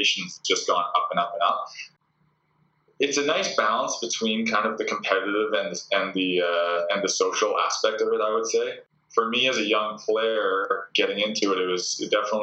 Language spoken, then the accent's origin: English; Port Moody, British Columbia, Canada; moved away as an adult; also born or lived in Kitsilano, Vancouver; now in Vancouver, Canada; So I'm from Port Moody originally, so which is about 45-minute drive out. But I moved into Kitts probably around 2008